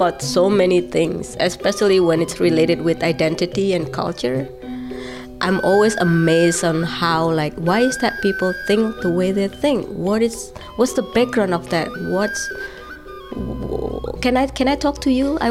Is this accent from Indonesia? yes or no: yes; Surakarta, Central Java, Indonesia; moved away as an adult; now in West Stockbridge, United States; I grew up in the poor side of Solo